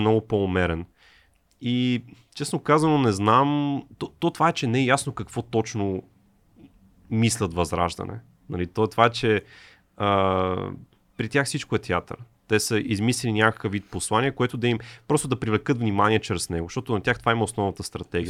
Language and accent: Bulgarian; Bulgaria; also born or lived in England; средното образование, mm. което получих в България